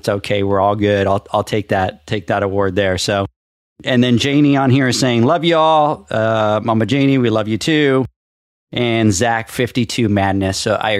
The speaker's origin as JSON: {"language": "English", "region": "California", "country": "United States", "lives_now": "Texas, United States", "said": "And I came from California and I used to joke around about it all the time."}